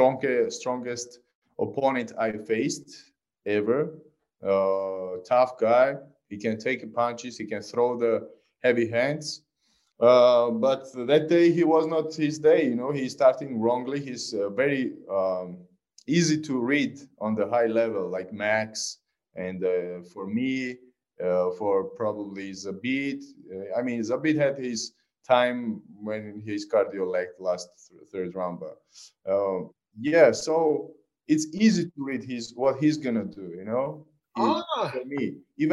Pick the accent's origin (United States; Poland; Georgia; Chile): Georgia; I'm a missionary from Georgia